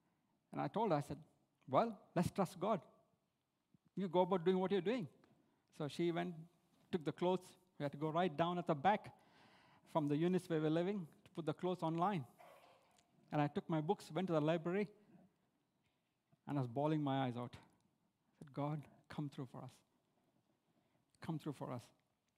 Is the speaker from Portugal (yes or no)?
no; India; moved away as an adult; now in Australia; When I came from India, as an overseas student, we didn't get any benefits or HECS from the government.